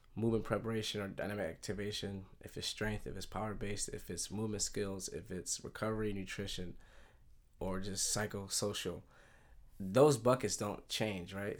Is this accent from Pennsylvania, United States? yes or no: yes; Philadelphia, Pennsylvania, United States; moved away as an adult; I grew up in Philadelphia right outside the suburbs